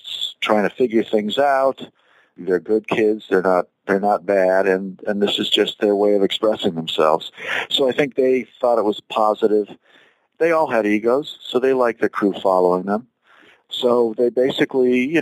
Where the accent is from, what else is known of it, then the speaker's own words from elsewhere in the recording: Los Angeles, California, United States; We ended up at Beverly Hills High School together, and we were both in film class